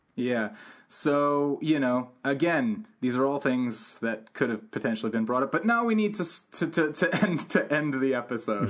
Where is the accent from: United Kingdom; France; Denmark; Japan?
United Kingdom; London; when I grew up in London, I grew up around a lot of different ki-, types of kids